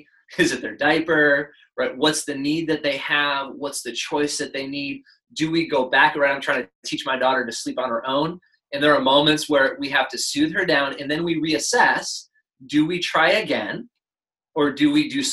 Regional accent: United States; we as an American people

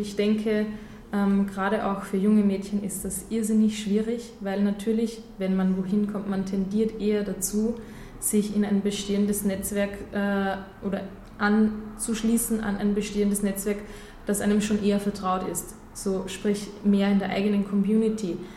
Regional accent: Austria; ich bin in Österreich geboren, aufgewachsen, ich bin immer schon hier

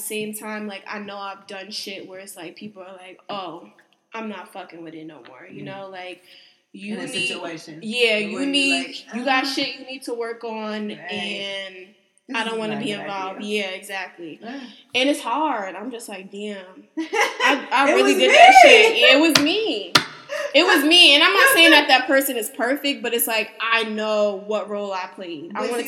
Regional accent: East Coast, United States; growing up on the East Coast, I think it's, like, also a sign of weakness.

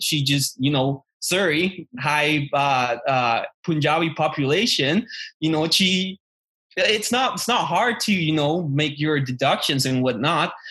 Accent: Tamaulipas, Mexico; English is a second language; now in Canada; I grew up in Mexico. I was practically raised there

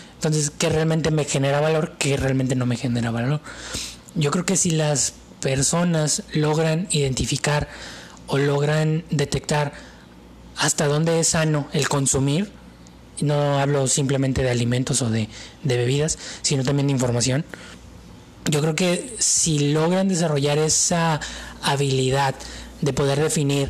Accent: Mexico

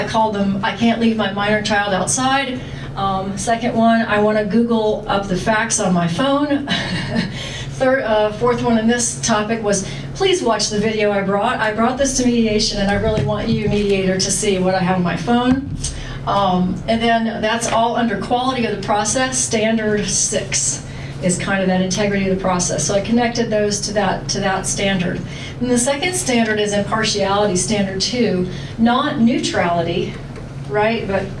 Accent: Florida, United States; accent: Southern; also born or lived in Chicago; But I'm from Florida originally, and then Chicago before that, so hopefully I've lost most of my Southern accent.

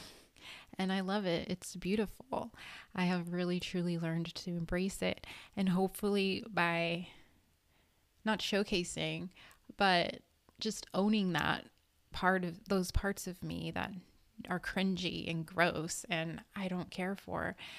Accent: Redondo Beach, California, United States; I grew up in Los Angeles County, California, in a city called Redondo Beach

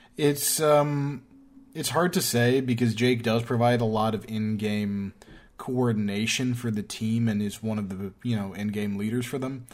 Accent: New York, United States; I'm from New York.

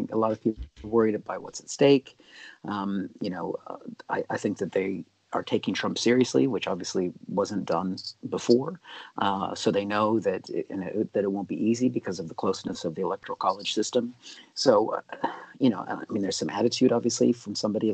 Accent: Seattle, Washington, United States; I'm from Seattle

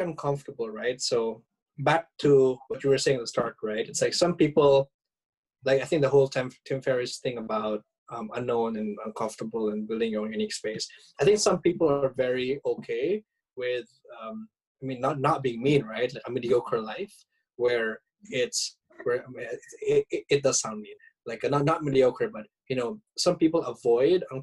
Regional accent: Philippines; moved away as an adult; now in Japan; a Filipino living overseas

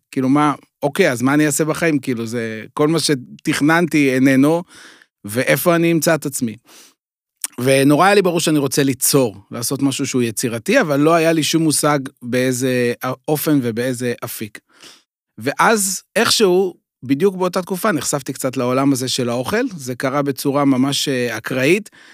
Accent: Beit Shemesh, Jerusalem District, Israel; אני גדלתי הרי באזור ירושלים, גרתי בבית שמש

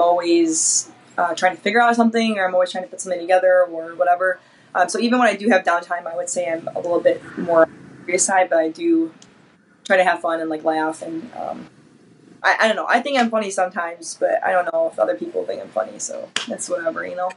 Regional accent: Detroit, Michigan, United States; I'm from the Detroit area

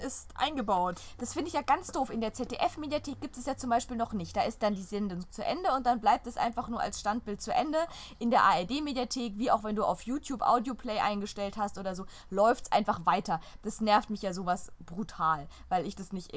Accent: Germany; first language German; wir als deutsche Muttersprachler

